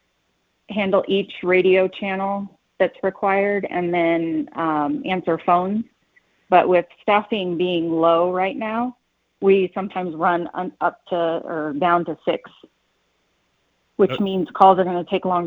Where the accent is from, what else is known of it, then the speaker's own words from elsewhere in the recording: Kansas City, United States; moved away as an adult; now in Colorado Springs, United States; I moved here about 20 years ago. Not from here. I'm from Kansas City